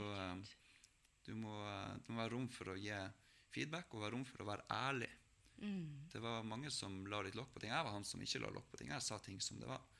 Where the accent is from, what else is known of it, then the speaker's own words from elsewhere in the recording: Melbu, Nordland, Norway; hjemme på Melbu